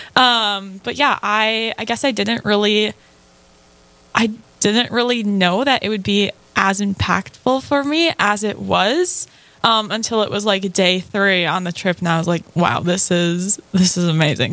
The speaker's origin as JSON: {"language": "English", "region": "central Minnesota", "country": "United States", "said": "I'm from central Minnesota"}